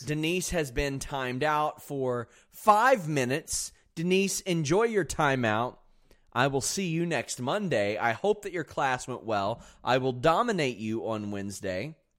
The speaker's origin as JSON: {"language": "English", "region": "Kentucky", "country": "United States", "said": "I'm from Kentucky."}